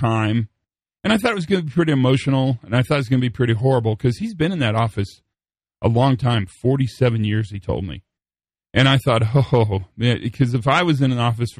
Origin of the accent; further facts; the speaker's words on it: Western Kansas, United States; moved away; So I grew up in Western Kansas